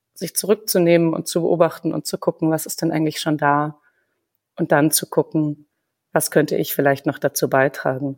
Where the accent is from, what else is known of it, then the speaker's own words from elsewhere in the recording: Munich, Bavaria, Germany; moved away; also born or lived in Greiffenberg / Berlin; ich selber bin in München geboren. Meine Eltern haben sich zwar in Köln kennengelernt. Also ich bin keine typische Bayerin